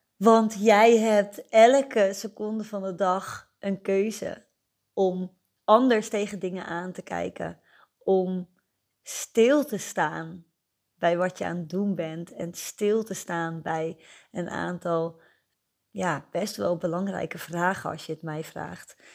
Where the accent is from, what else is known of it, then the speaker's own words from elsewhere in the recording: Netherlands; moved away as an adult; now in Nieuwegein, Netherlands; Ik ben geboren en getogen in Beeldhoven en voor de liefde naar Nieuwegein verhuisd en daar woon ik nu nog steeds.